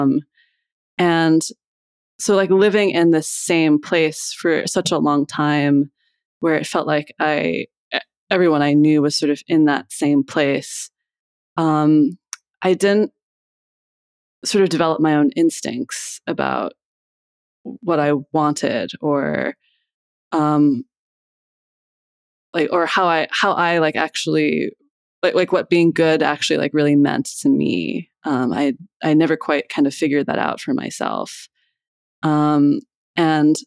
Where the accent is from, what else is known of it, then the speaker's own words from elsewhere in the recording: Iowa, United States; moved away as an adult; also born or lived in Boston; now in Philadelphia, United States; I grew up in Iowa and then I moved here to go to college.